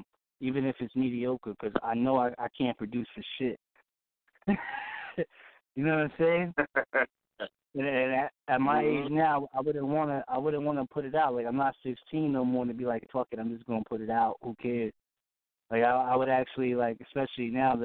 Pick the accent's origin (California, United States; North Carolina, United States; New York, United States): New York, United States; also born or lived in Massachusetts; I'm from New York. Well, you know, I'd be all over, man, you know. I was born out in Mass, raised in New York